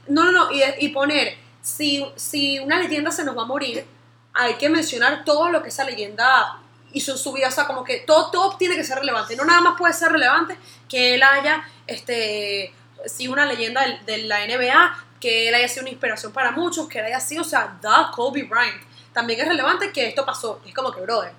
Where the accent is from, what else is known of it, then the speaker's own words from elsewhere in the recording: Venezuela; nosotros que somos venezolanos, venimos de una comunidad súper machista